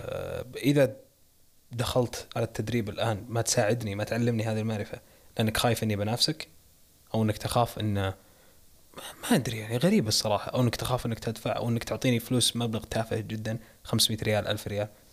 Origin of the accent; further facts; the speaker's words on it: Saudi Arabia; عندنا بالسعوديه